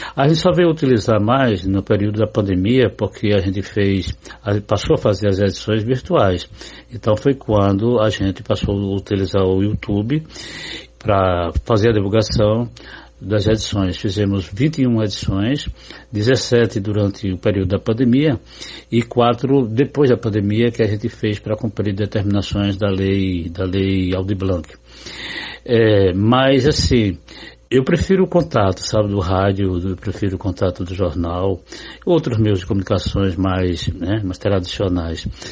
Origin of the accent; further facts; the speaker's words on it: Cajazeiras, Paraíba, Brazil; moved away; also born or lived in Recife; sou paraibano, nascido em Cajazeiras